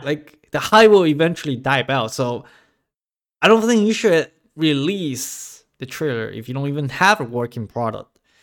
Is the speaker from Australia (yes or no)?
no; China; moved away; my childhood, growing up in China